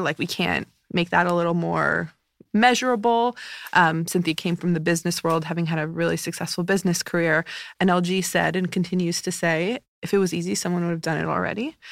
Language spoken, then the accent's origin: English; United States; also born or lived in New Jersey; growing up in New York and New Jersey, that's home to me